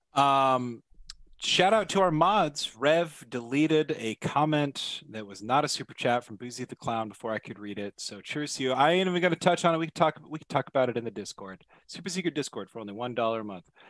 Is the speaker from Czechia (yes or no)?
no; Oregon, United States; my hometown